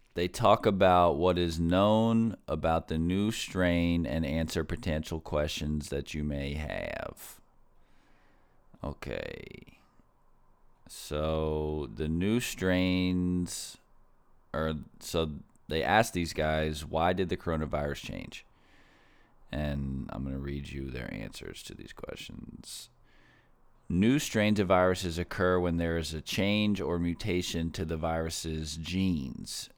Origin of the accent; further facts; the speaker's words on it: Florida, United States; in my home state, Florida